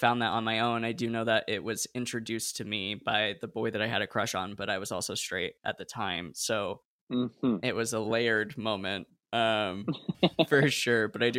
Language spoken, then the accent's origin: English; West Coast, United States; I grew up on the West Coast and didn't have access to Broadway.